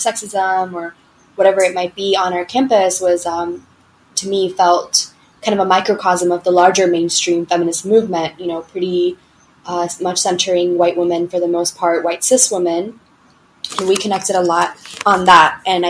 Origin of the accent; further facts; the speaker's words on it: Georgia, United States; moved away as an adult; now in Sri Lanka; I grew up in Georgia, actually. So I grew up in the Deep South.